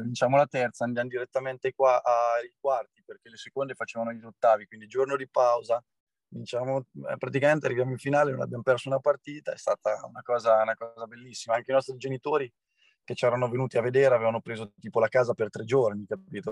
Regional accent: Senigallia, Marche, Italy; siamo di Senigallia

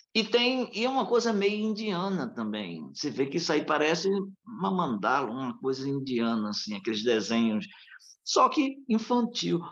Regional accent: Northeast Brazil, Brazil; nós nordestinos

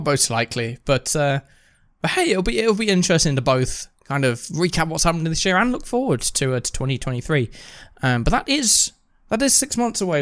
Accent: United Kingdom; being British

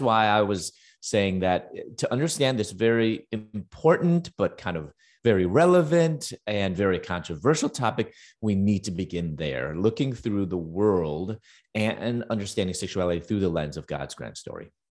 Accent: Chicago, Illinois, United States; moved away as an adult; also born or lived in Louisville, Kentucky; I'm originally from Chicago, and I was living in Louisville, Kentucky at that time

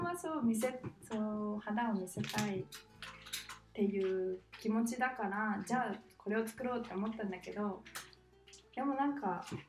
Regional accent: Japan; also born or lived in Australia; 日本にいた時私もまあ日本で育った

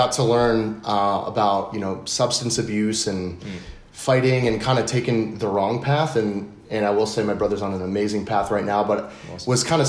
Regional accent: Dallas, Texas, United States; born there; also born or lived in East Coast; So I was born in Dallas, Texas, and then moved around on the East Coast a good bit.

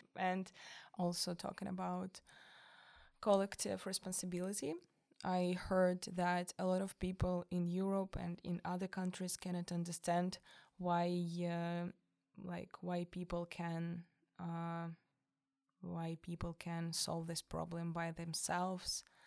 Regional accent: Moscow, Russia; English is a second language; moved away as an adult; now in Denmark; I'm from Moscow

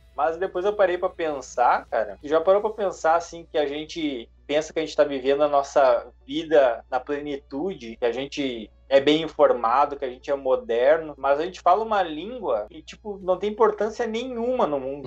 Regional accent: Brazil; first language Portuguese; also born or lived in Canada; eu sou brasileiro, tenho um sotaque bem forte

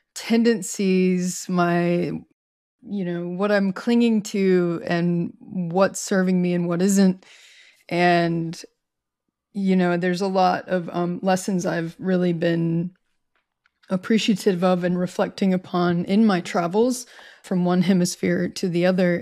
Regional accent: United States; I've returned to my home state

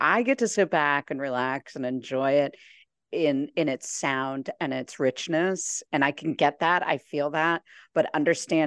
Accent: Champaign, Illinois, United States; also born or lived in Iowa / St. Paul, Minnesota; now in California, United States; I grew up in the Midwest. I grew up in Champaign, Illinois, so just south of Chicago

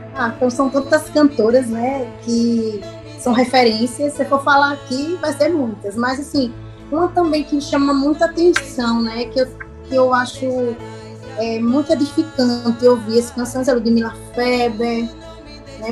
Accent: Maceió, Alagoas, Brazil; Eu sou aqui de Maceió, Alagoas.

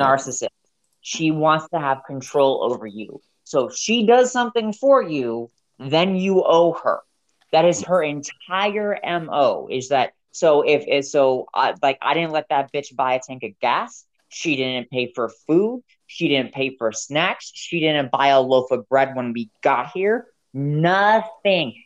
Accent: South Florida, United States; moved away; also born or lived in Montana; I'm from the south. I'm from South Florida

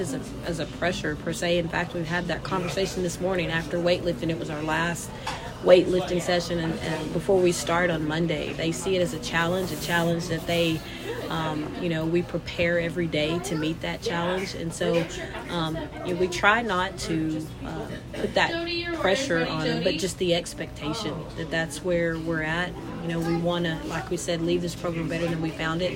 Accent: Loveland, United States; moved away; growing up in Loveland, all we knew was basketball.

